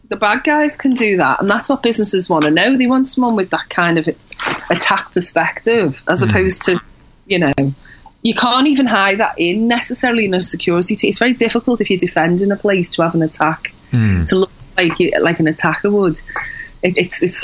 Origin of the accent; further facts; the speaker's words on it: Liverpool, North West England, United Kingdom; when I grew up in Liverpool